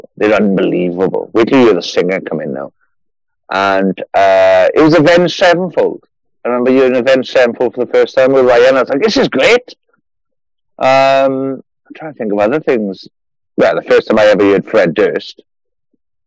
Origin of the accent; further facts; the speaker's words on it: Merthyr Tydfil, Wales, United Kingdom; 30 miles north of Cardiff. Wales.